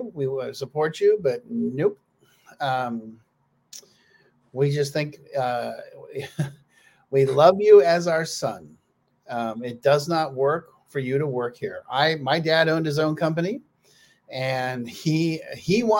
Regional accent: Palo Alto, California, United States; moved away; from my hometown in Palo Alto

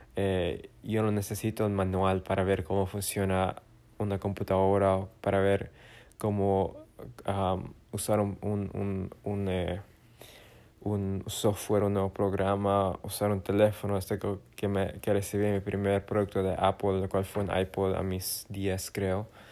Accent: Bolivia; moved away; mi tierra natal

